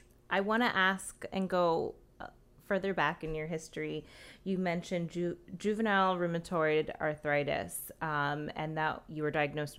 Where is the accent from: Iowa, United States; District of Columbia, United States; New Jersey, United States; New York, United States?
New Jersey, United States; I'm from New Jersey.